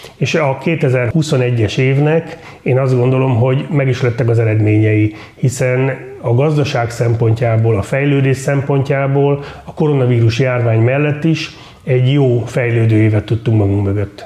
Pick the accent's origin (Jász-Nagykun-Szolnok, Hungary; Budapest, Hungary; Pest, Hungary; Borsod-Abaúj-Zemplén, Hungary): Jász-Nagykun-Szolnok, Hungary; Karcag; én is karcagi vagyok, kunnak tartom magam